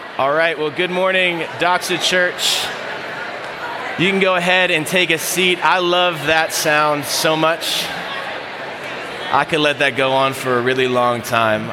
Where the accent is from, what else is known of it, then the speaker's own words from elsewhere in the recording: Florida, United States; I'm from Florida.